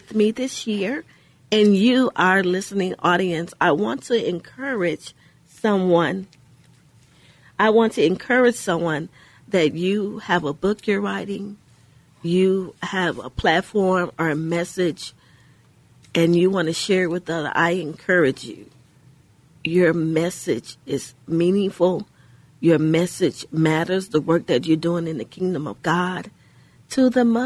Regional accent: Houston, Texas, United States; We grew up in Houston, in the inner city in Houston, Texas

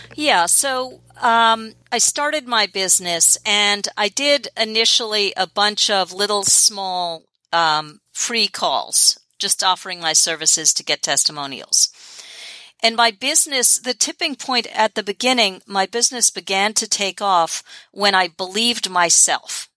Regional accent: New York City, New York, United States; I grew up in New York City and still live in New York City

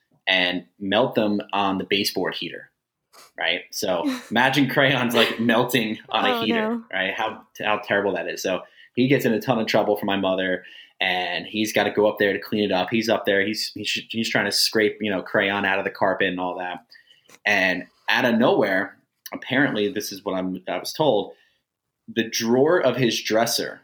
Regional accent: Jackson, New Jersey, United States; I grew up in Jackson, New Jersey my whole life, as far as being a kid.

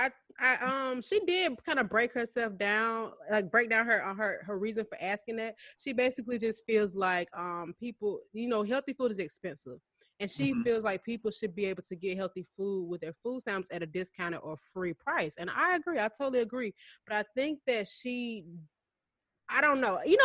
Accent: Atlanta area, Georgia, United States; the closest one to where I grew up is in Sandy Springs

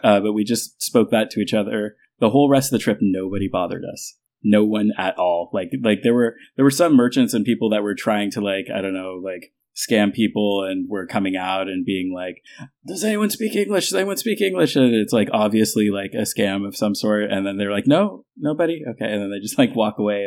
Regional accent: United States; moved away as an adult; now in Denmark; The United States

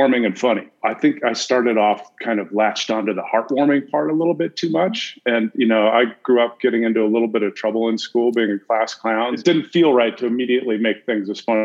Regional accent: Iowa, United States; moved away; also born or lived in Minnesota; I was born in Iowa and my grandparents were farmers

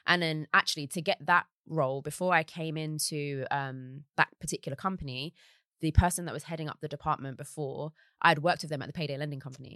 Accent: London, United Kingdom; also born or lived in Surrey Quays / Deptford / Bermondsey / Peckham; I grew up in South East London

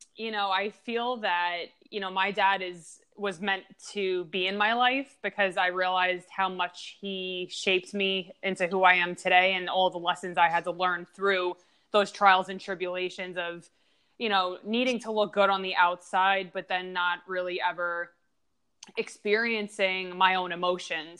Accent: Long Island, New York, United States; moved away; also born or lived in Pittsburgh; I grew up in Long Island

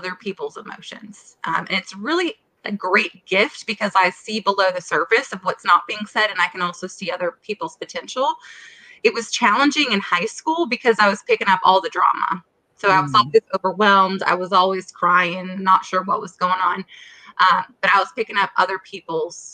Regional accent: Minnesota, United States; moved away as an adult; also born or lived in Florida / South Carolina; I am originally from Minnesota

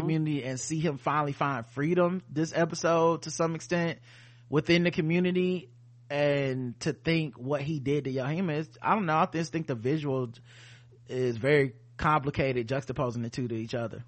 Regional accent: the South, United States; We're from the South

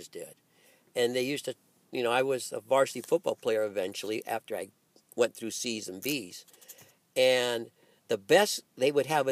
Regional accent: Alhambra, California, United States; also born or lived in Hawaii; growing up in Alhambra. I came from a city called Alhambra

